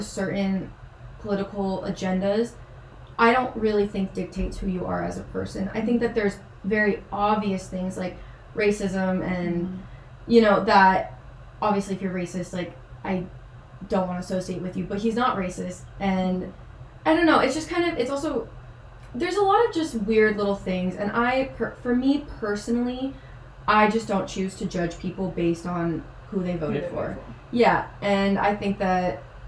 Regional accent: Chandler, Arizona, United States; where I grew up in Chandler was like 35 minutes

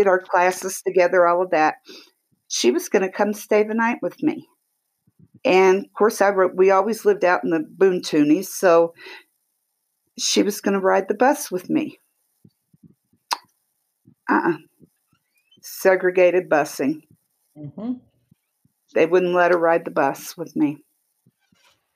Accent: Oklahoma, United States; also born or lived in Kansas; I grew up in Oklahoma, Kansas, you know, Oklahoma

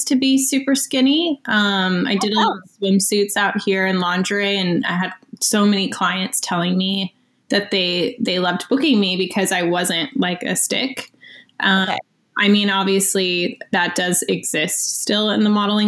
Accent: Florida, United States; moved away as an adult; now in Los Angeles, United States; I'm from Florida, actually, but I've lived here for 8 years now.

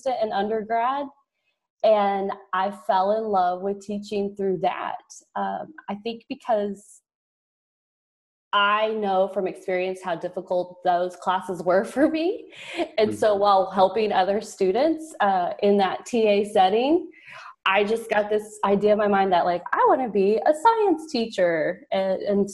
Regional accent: rural southeast Oklahoma, United States; also born or lived in Texas; I am Texas by birthplace, but I was raised in Oklahoma

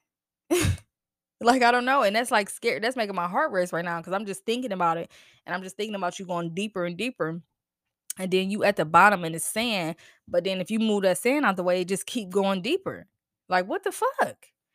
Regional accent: New Jersey, United States; I'm from Jersey

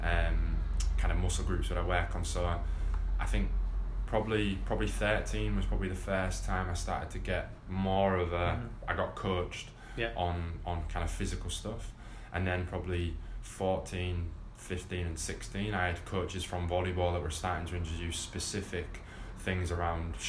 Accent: England, United Kingdom; as an English player

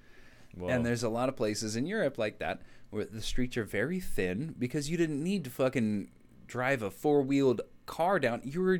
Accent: Arizona, United States; you and I grew up in Arizona.

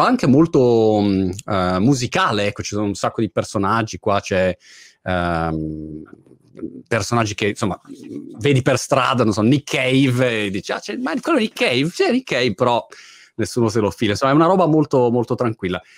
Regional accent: Milan, Lombardy, Italy; moved away as an adult; also born or lived in Rome, Italy; now in Brighton, United Kingdom; io sono di Milano originariamente, abbiamo vissuto a Roma un periodo

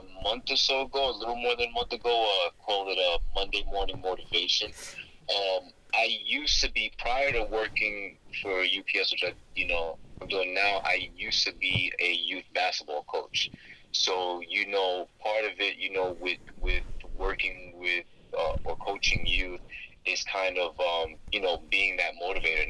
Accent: New York City, New York, United States; also born or lived in Queens, New York; I'm a New Yorker, Brooklyn born and raised, currently residing out in Queens, New York

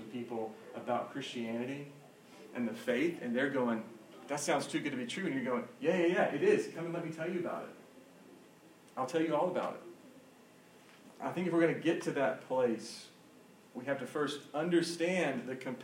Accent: Georgia, United States; I'm from Georgia

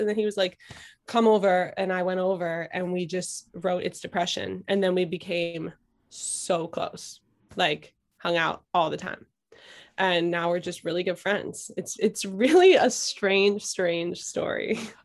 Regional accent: Philadelphia, Pennsylvania, United States; now in Brooklyn, United States; I was born and raised in Philadelphia in, um, in, like, Northeast Philly

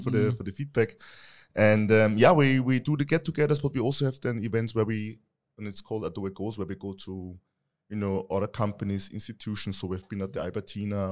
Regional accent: Krems an der Donau, Lower Austria, Austria; now in Vienna, Austria; I'm not originally from Vienna. I'm from Lower Austria, Krems an der Donau.

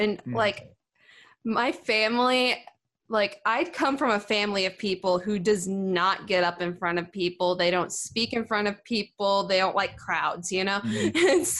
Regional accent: Sykeston, North Dakota, United States; now in Nashville, United States; did all kinds of gigs in Sykeston and the surrounding areas. And yeah, I was pretty active back in my hometown.

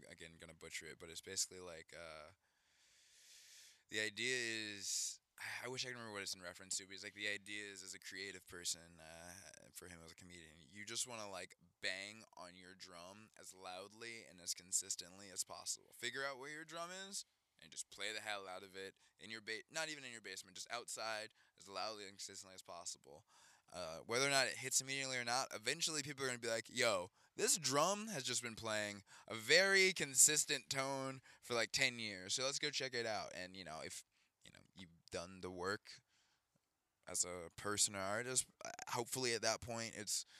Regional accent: Atlanta, Georgia, United States; Atlanta, Georgia

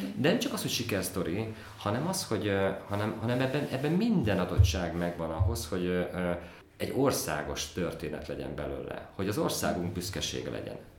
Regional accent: Tokaj-Hegyalja, Borsod-Abaúj-Zemplén, Hungary; én Tokajhegy származású vagyok

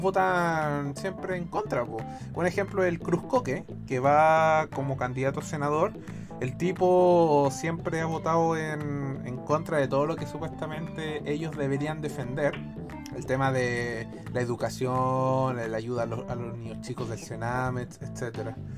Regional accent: Chile; acá en Chile no fue la excepción. Entonces uno creció con la idea de que el comunismo es malo

